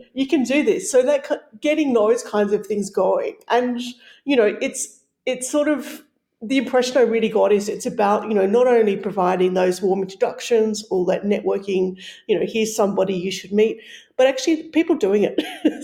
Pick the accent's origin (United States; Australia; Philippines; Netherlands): Australia; moved away; as an Australian who um, is, is not from Europe originally